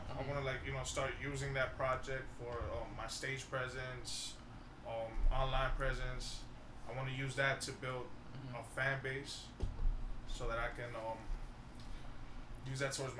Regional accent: New York, United States; I'm from New York, you know.

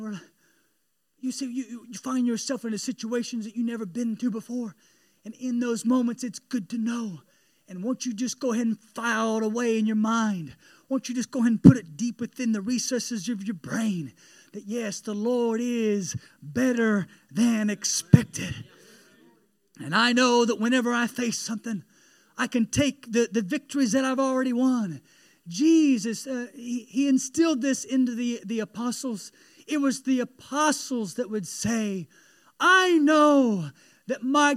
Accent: Elwood, Indiana, United States; I'm from Elwood, Indiana. It's a town of 5,000 people

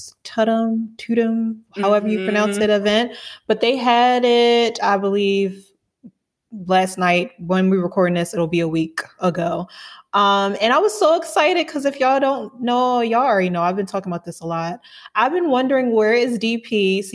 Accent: Baltimore, Maryland, United States; now in Atlanta, United States; I'm from Baltimore, Maryland, but currently residing in Atlanta, Georgia.

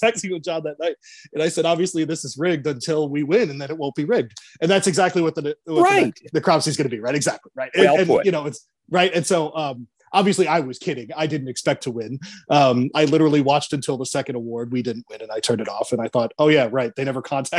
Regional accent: Michigan, United States; I grew up in Michigan

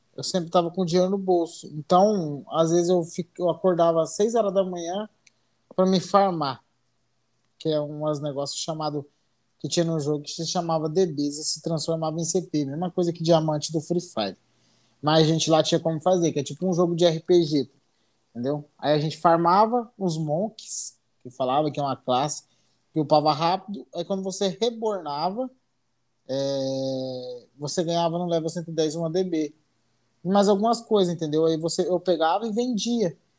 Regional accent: Colíder, Mato Grosso, Brazil; Eu sou, do, sou de Colíder, Mato Grosso.

